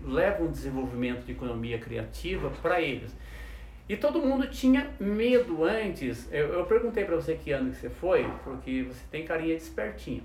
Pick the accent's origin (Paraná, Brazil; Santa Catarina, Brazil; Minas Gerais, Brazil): Minas Gerais, Brazil; Soledade; now in Taubaté, Brazil; sou de Minas Gerais. Opa. Ganhei agora dois anos o título de cidadão taubatiano, mas eu não, sou lá de Soledade